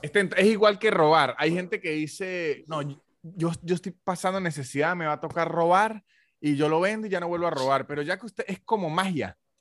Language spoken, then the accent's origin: Spanish; Táchira, Venezuela; now in Argentina; Táchira, la provincia de donde soy yo